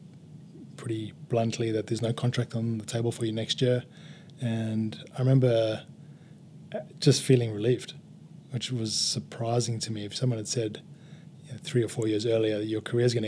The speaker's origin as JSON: {"language": "English", "town": "Durban", "region": "KwaZulu-Natal", "country": "South Africa", "tie": "born or raised there", "moved": "as an adult", "lives_now": "Australia", "said": "in Durban, my old hometown"}